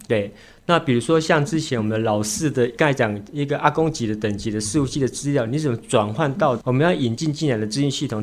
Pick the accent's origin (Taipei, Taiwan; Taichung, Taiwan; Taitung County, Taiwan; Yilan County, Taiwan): Taitung County, Taiwan; Taitung; 那我是台东的本地人